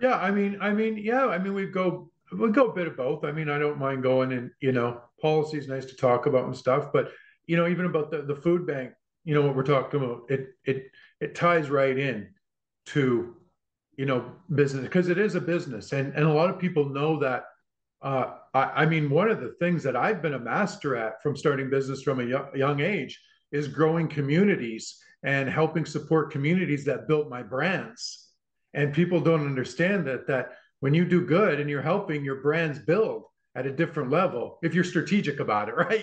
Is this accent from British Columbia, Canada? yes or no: yes; Vancouver, British Columbia, Canada; I'm from Vancouver